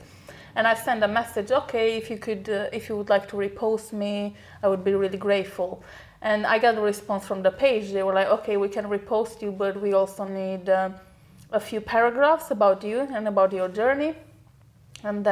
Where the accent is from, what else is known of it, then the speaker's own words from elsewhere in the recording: Romania; moved away; I'm originally from Romania. It's an Eastern European country